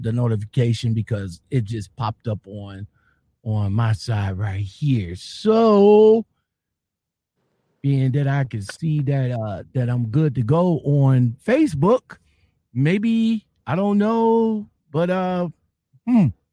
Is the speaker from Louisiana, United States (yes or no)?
no; Cleveland, Ohio, United States; I'm from Cleveland